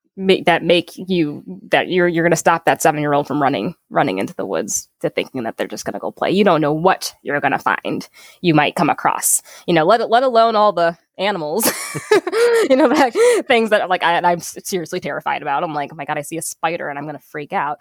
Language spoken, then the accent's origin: English; Saint Paul, Minnesota, United States; I grew up here in Minnesota